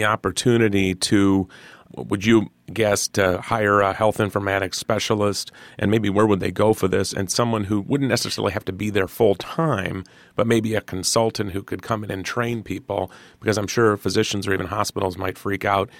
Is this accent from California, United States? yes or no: no; Iowa, United States; But I'm from Iowa. I can walk you through that.